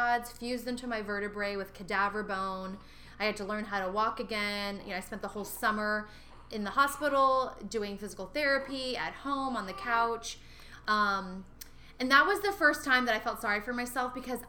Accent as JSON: {"language": "English", "town": "Sierra Vista", "region": "Arizona", "country": "United States", "tie": "born or raised there", "also_born_or_lived": "Fort Hood, Texas", "moved": "yes", "said": "my hometown of Sierra Vista"}